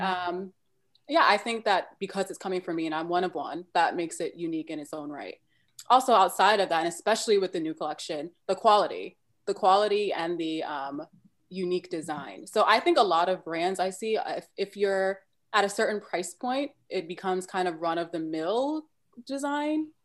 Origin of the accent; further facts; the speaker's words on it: New York City, New York, United States; I'm originally from Brooklyn, New York